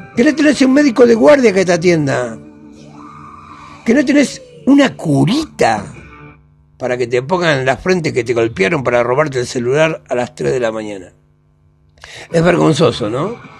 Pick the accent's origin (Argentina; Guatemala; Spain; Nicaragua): Argentina; una nación tan grande como la Argentina, que tenemos de todo